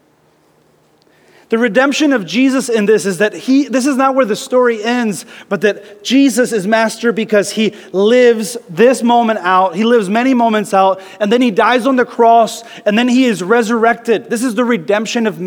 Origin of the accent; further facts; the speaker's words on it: the South, United States; I grew up in the South